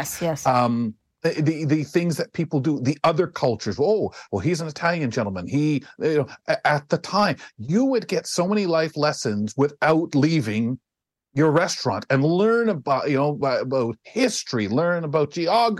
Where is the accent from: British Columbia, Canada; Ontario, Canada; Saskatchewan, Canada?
Ontario, Canada; London; born or raised there